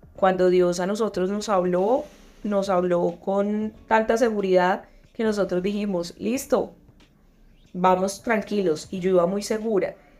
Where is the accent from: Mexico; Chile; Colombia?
Colombia; Antioquia; accent: paisa; moved away as an adult; now in Madrid, Spain; Ya no estoy en Colombia, no estoy en mi país